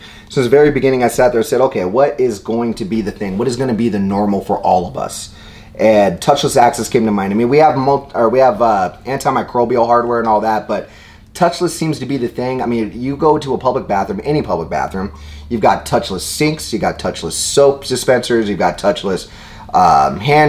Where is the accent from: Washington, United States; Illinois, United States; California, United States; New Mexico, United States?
Washington, United States; Seattle; Seattle, my hometown